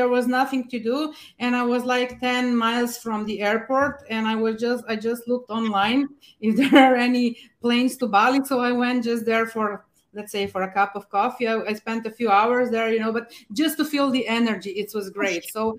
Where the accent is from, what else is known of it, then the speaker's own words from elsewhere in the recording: Slovenia; Oh, I'm actually from Slovenia in Europe, from a really nice medieval coastal town just 2 hours away from Venice, by boat or by car.